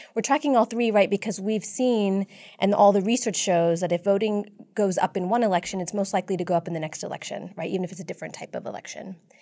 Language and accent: English; San Antonio, Texas, United States; I grew up in District Eight, actually, um, in a really tight-knit South Asian immigrant community.